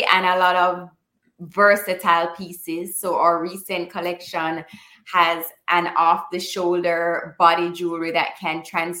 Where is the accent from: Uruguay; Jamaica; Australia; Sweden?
Jamaica; moved away as an adult; also born or lived in Florida; now in Tampa, United States; I grew up in Jamaica. I've been living in Florida for 10 years